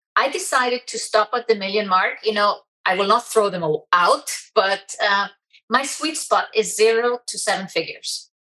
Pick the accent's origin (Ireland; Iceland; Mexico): Iceland; I'm so proud to be from Iceland